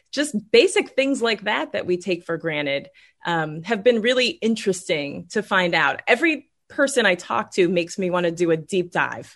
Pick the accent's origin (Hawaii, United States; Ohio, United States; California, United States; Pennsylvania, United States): Ohio, United States; now in Florida, United States; I'm originally from Ohio